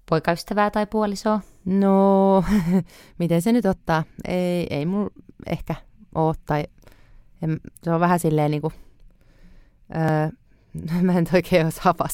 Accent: Helsinki, Uusimaa, Finland

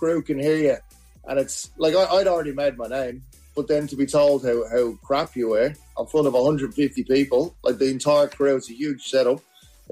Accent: Ireland; now in Australia; I'm from Ireland.

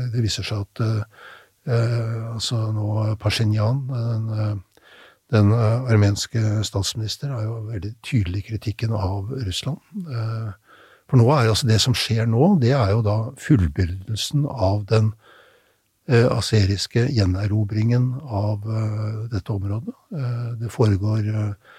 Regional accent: Norway; vi som nordmenn

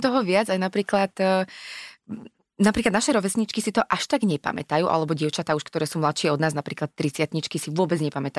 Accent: Hronský Beňadik, Banská Bystrica Region, Slovakia; also born or lived in Trenčín; my sme doma v Hronskom Benediku

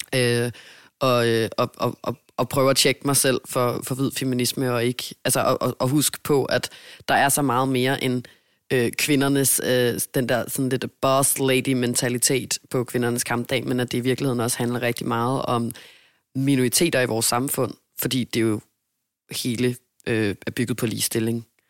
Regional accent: Denmark; moved away as an adult; now in Hamburg, Germany; jeg er hjemme i Danmark

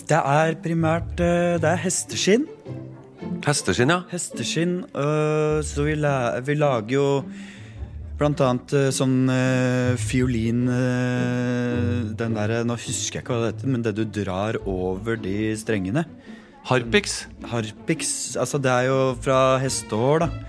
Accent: Eidsvoll, Akershus, Norway; Jeg vokste jo opp uh, i Rådal. i Eidsvoll og, og, og, sånn. Bodde der med familien.

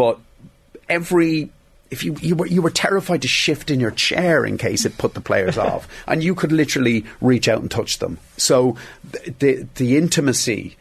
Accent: Dublin, Leinster, Ireland; I was from Dublin.

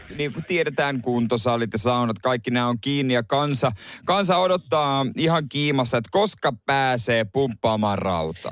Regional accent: Seinäjoki, South Ostrobothnia, Finland; mä oon Seinäjoelta

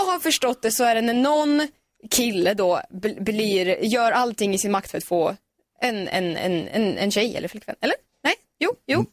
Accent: Sweden

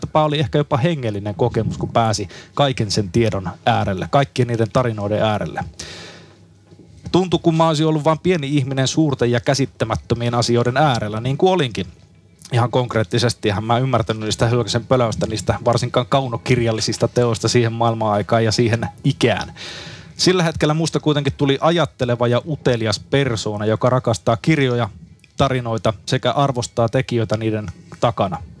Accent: Haapavesi, North Ostrobothnia, Finland; synnyinkaupunkini Haapaveden kirjastossa

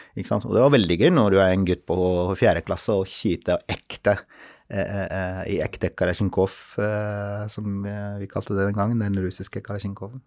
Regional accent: Mosul, Nineveh, Iraq; moved away as an adult; now in Oslo, Norway; jeg er eh, opprinnelig fra Irak. Født og oppvokst der.

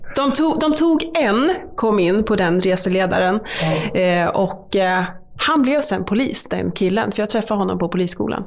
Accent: Malmköping, Södermanland, Sweden; also born or lived in Eskilstuna / Katrineholm; Jag är uppvuxen i Malmköping, så det är ju Sörmland

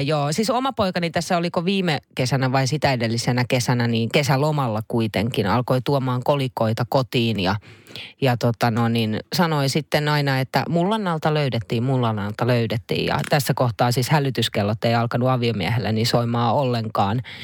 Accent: Naantali, Southwest Finland, Finland; kun Naantalissa on lapsuuteni viettänyt

